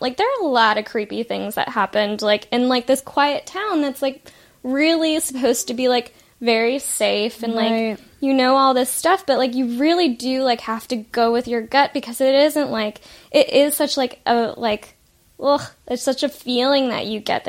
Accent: Ohio, United States; moved away; I grew up in Ohio and I feel like I've really enjoyed growing up there

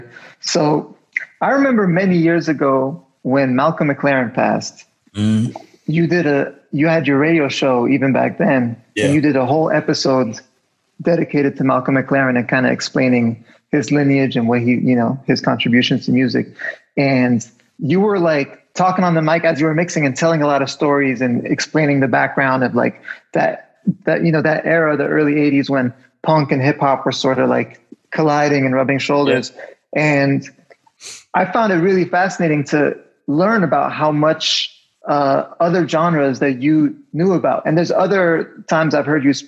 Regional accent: Montreal, Quebec, Canada; moved away; I grew up in Montreal

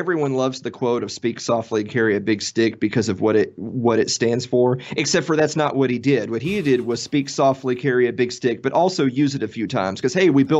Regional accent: the South, United States; I mean, I grew up in the South, and I've always been kind of a big Civil War buff.

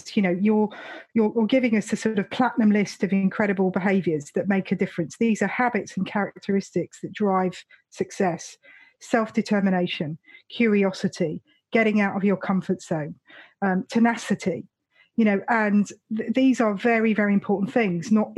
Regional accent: London, United Kingdom; growing up in London

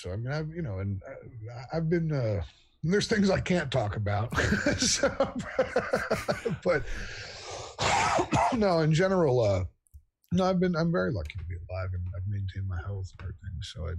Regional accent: Virginia, United States; also born or lived in Wise County, Virginia / South Carolina; now in North Carolina, United States; I'm from Virginia originally. I grew up between Northern Virginia and the southwestern corner of the state, Wise County, my family's from, and lived in South Carolina for a couple of years when I was a kid.

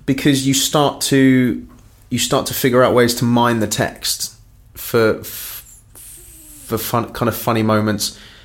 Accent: London, United Kingdom; also born or lived in Cork, Ireland; grew up in northwest London, in a place called Hayes

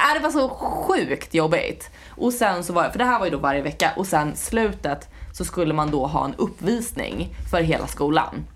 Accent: Skåne, Sweden; first language Swedish; jag är från Skåne

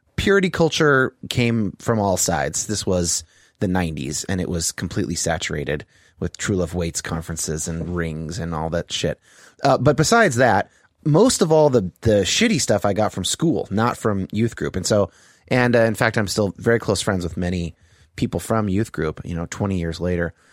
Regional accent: Bay Area, California, United States; now in Seattle, United States; I grew up in, uh, the Bay Area in California.

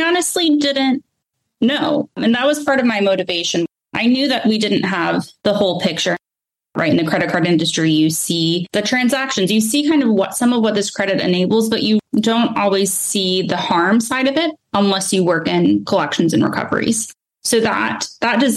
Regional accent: Charlotte, North Carolina, United States; I'd done a little bit of writing for my hometown paper. So I'm from Charlotte, North Carolina.

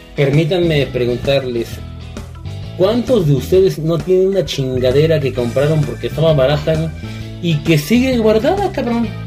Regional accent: Mexico

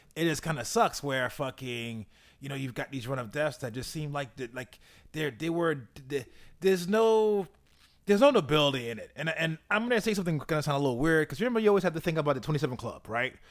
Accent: New York, United States; as a New Yorker

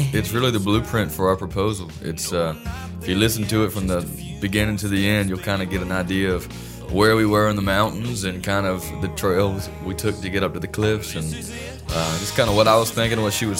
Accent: North Carolina, United States; I'm from North Carolina

